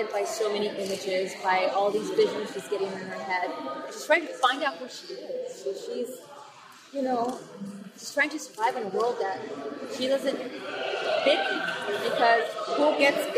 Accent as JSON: {"language": "English", "region": "Southern Arizona", "country": "United States", "tie": "born or raised there", "said": "I grew up in Southern Arizona"}